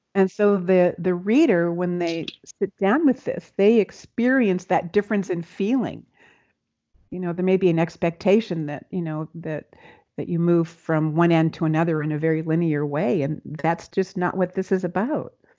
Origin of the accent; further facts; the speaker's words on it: Seattle, Washington, United States; I'm from Seattle